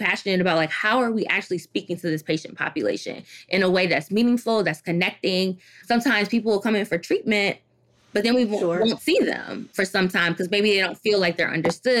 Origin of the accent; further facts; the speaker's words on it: Detroit, Michigan, United States; also born or lived in Washington, D.C.; I'm originally from Detroit, Michigan. And growing up in Detroit